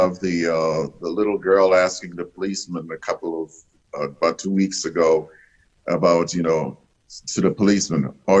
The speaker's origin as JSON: {"language": "English", "region": "the South", "country": "United States", "tie": "born or raised there", "said": "I grew growing up in the South. I grew up in it was very segregated."}